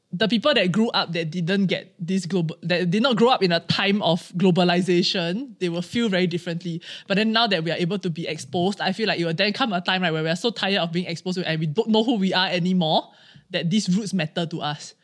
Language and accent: English; Singapore; as Singaporean Chinese